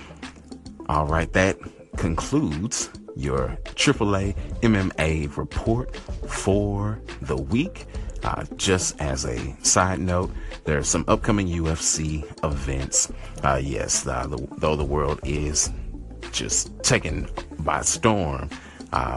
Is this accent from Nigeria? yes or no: yes; Nigeria; I am Nigerian